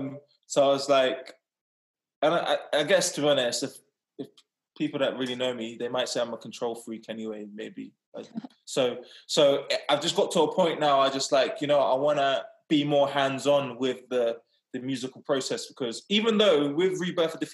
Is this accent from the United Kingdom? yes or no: yes; England, United Kingdom; I've pretty much been raised in England all my life.